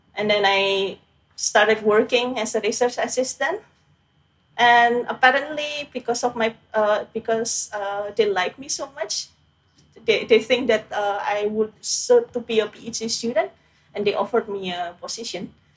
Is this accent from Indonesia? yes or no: yes; Indonesia; moved away; I grew up in Indonesia